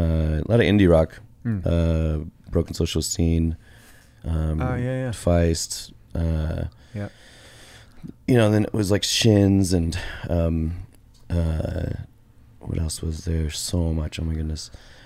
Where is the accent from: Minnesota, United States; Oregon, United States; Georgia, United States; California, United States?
Oregon, United States; Portland; I grew up in just outside of Portland, Oregon.